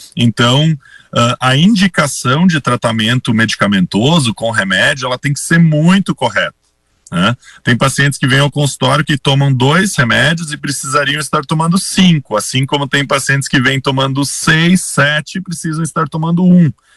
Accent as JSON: {"language": "Portuguese", "town": "Sinimbu", "region": "Rio Grande do Sul", "country": "Brazil", "tie": "born or raised there", "also_born_or_lived": "Santa Maria / Caxias do Sul / Passo Fundo", "moved": "as an adult", "lives_now": "Teutônia, Brazil", "said": "Eu sou natural de uma cidadezinha bem pequena, próxima de Santa Cruz. Eu sou de Sinimbu, que é uma cidadezinha pequenininha, próxima de Santa Cruz. Nasci no interior"}